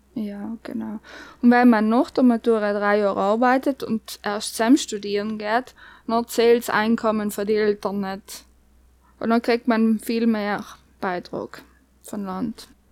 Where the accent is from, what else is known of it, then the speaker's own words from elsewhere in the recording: South Tyrol, Trentino-Alto Adige, Italy; also born or lived in Bosnia; wenn ich vierte Grundschule gegangen bin, haben sie mir dann nach Südtirol gezogen